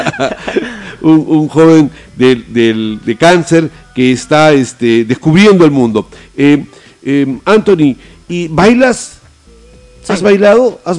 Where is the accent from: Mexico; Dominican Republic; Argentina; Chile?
Argentina; Bueno, y no solamente en Puno, nosotros venimos de Argentina este, y en los carnavales de Jujuy, por ejemplo, hacen algo muy parecido.